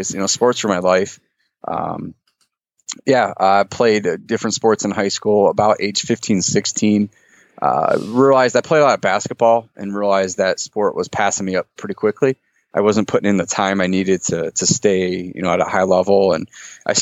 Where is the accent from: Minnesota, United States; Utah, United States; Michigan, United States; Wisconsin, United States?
Michigan, United States; Detroit; also born or lived in Richmond, California; my family moved to Detroit when I was 5. My dad took a job with the auto industry. So you want a job in the auto industry, you come to Detroit. So we ended up, you know, hiking across the country here. And that's where I pretty much grew up